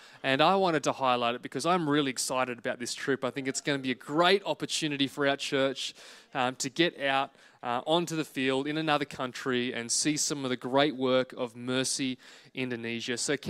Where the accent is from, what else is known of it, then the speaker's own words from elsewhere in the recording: Wales, United Kingdom; born there; I was born in Singleton Hospital on the 26th of August, 1987.